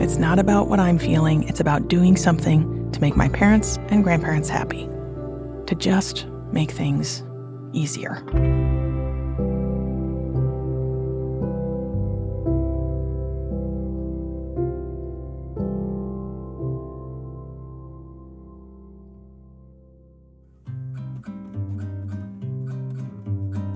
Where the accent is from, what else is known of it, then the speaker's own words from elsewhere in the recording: Flint, Michigan, United States; also born or lived in Salerno, Italy; I'm proud that I'm from Flint